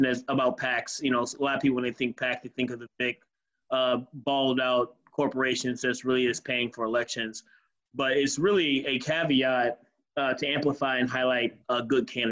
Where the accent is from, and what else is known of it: Detroit, Michigan, United States; born or raised there; also born or lived in Muskegon, Michigan / St. Clair Shores, Michigan